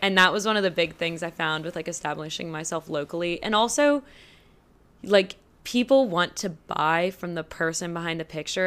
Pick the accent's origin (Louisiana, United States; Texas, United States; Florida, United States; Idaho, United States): Louisiana, United States; Baton Rouge; painter from Baton Rouge, Louisiana